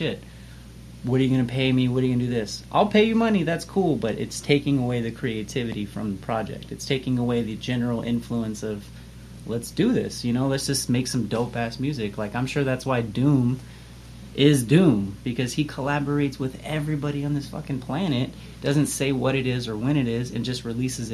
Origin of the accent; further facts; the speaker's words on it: Las Vegas, Nevada, United States; Vegas is such an interesting place, and I haven't lived anywhere else